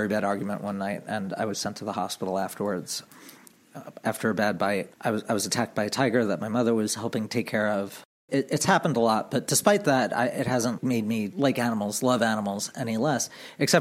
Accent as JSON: {"language": "English", "area": "Long Island", "region": "New York", "country": "United States", "tie": "born or raised there", "said": "I grew up on Long Island"}